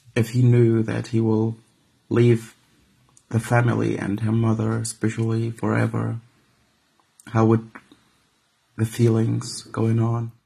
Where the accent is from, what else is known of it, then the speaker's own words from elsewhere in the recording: Syria; moved away as an adult; now in Hamburg, Germany; I'm from Syria